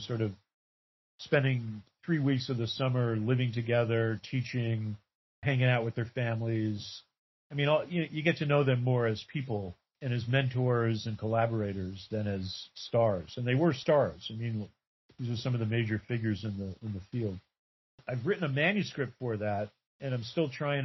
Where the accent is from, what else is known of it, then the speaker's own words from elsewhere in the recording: Lenox, Massachusetts, United States; The town that I grew up in Western Massachusetts, Lenox, Massachusetts